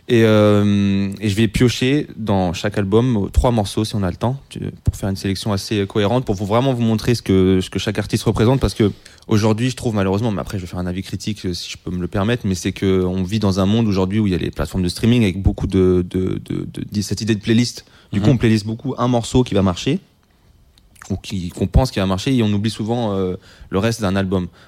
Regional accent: Le Mans, Pays de la Loire, France; parce que je viens du Mans, j'habite au Mans, j'étais dans le train

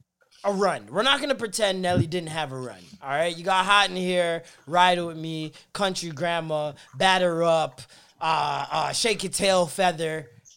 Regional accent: Midwest, United States; Fuck St. Louis, nigga. I'm from the Midwest.

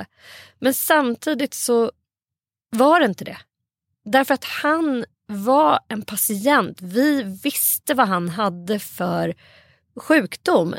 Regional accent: Saltsjöbaden, Stockholm County, Sweden; i vårt grannskap där jag växte upp i Saltsjöbo

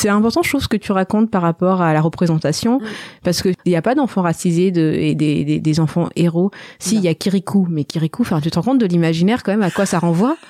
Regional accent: Madagascar; now in France; je suis née à Madagascar

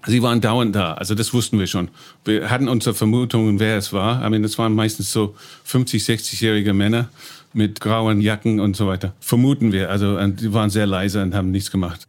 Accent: East of England, United Kingdom; German is a second language; moved away as an adult; now in Berlin, Germany; Ich bin Engländer, komme aus dem Land in Ostengland

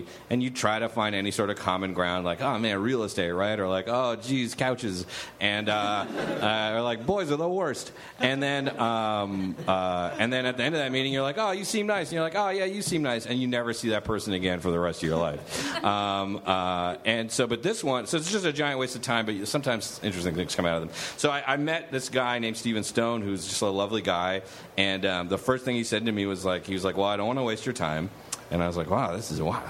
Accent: Canada; I'm Canadian

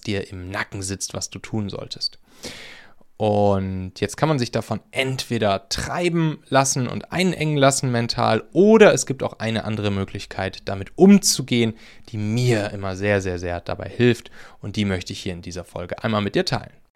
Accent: Rhineland, Germany; moved away; bei mir aus dem Rheinland, aus meiner alten Heimat

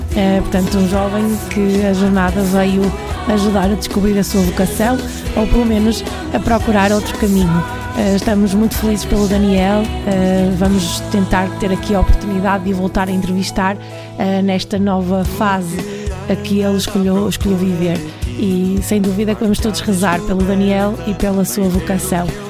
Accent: Diocese of Porto, Porto District, Portugal; é a mesma paróquia de onde eu sou, também aqui na Diocese do Porto

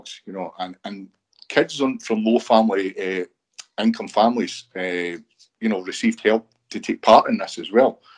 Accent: Broxburn, Scotland, United Kingdom; now in Bathgate, United Kingdom; I grew up in Broxton, and Broxton was full of superstars.

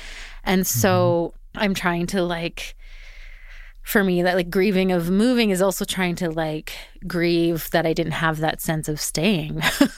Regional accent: Edmonton, Alberta, Canada; moved away as an adult; now in Vancouver, Canada; I'd been in Vancouver 17 years. I'd moved there when I was 18. Like I became an adult there. Mm-hmm. I grew up in Edmonton

